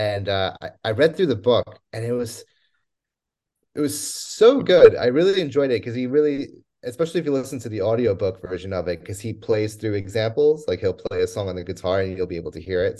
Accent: New Jersey, United States; moved away as an adult; also born or lived in Poland / Scotland; after growing up in New Jersey, I was the first one in my family born

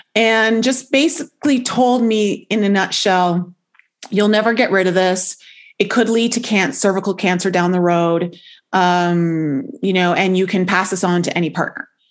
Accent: Toronto, Ontario, Canada; moved away as an adult; also born or lived in Caribbean island; I ended up leaving Toronto, whereas where I grew up in Canada, to move down to a Caribbean island

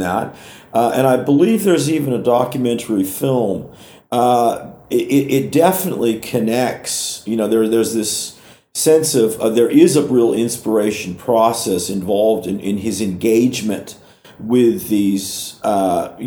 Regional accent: Oakland, California, United States; Oakland, which is my hometown.

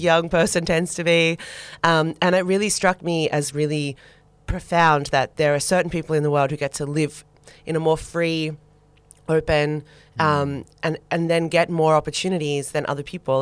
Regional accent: Sydney, New South Wales, Australia; moved away as an adult; also born or lived in Melbourne / New York; I was born in Sydney

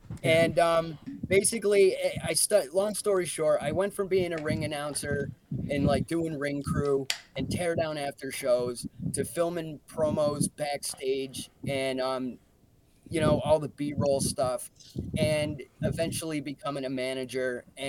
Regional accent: Binghamton, New York, United States; an opportunity for me to check out indie wrestling in my hometown, but it's actually going down in an American Legion that literally was right around the corner from an apartment I used to live in.

